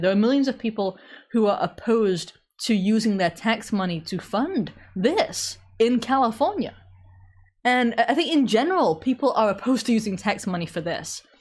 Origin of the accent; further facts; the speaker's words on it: England, United Kingdom; accent: British; I'm English, so I genetically more or less can't do French.